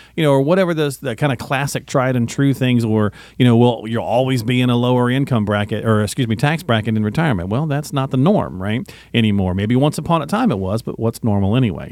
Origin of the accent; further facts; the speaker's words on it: the South, United States; accent: Southern; I can do that with a Southern accent, folks, 'cause I'm from the South